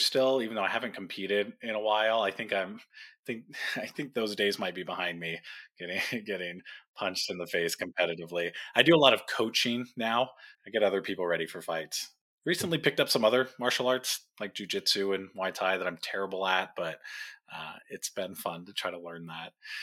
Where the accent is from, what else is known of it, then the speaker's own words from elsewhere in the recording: Tijuana, Baja California, Mexico; also born or lived in Orange County, California; My family moved down to Mexico when I was young, just a couple of years old, into Tijuana